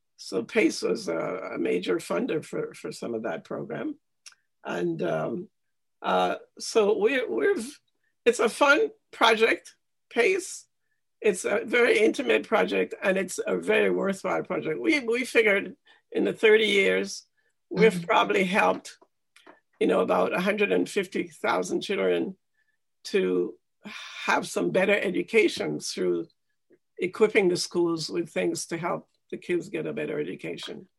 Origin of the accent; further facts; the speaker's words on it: Jamaica; now in Canada; I grew up in Jamaica, and I went to a basic school in Jamaica